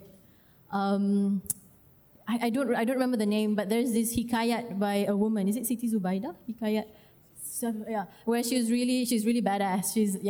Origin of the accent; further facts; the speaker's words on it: Malaysia; I'm from Malaysia, so I know that the opportunities don't come very often